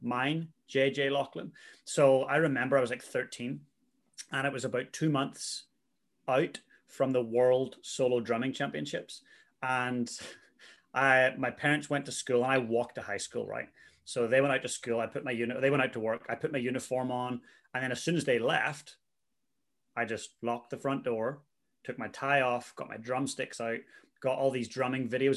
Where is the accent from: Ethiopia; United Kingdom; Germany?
United Kingdom; Northern Ireland; moved away as an adult; also born or lived in Vancouver, Canada / Christchurch, New Zealand; now in New Zealand; I'm from Northern Ireland originally